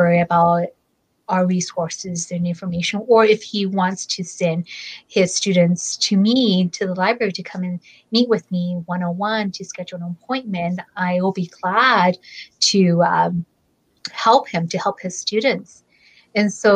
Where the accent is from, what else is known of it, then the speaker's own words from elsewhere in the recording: Fresno, California, United States; I'm from Fresno, and I was born and raised in Fresno all my life